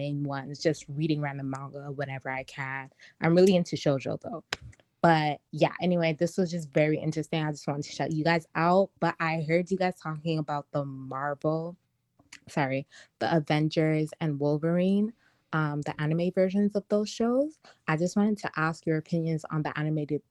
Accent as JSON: {"language": "English", "town": "Toronto", "region": "Ontario", "country": "Canada", "said": "I'm from Toronto, Canada."}